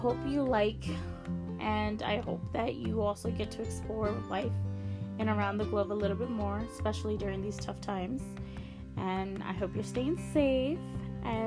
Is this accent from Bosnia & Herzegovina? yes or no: no; El Salvador; also born or lived in Maryland, United States; now in United States; I was born in the United States, state of Maryland, and I was raised in the small country of El Salvador. I went to school there, I studied there for a few years, Then I came back.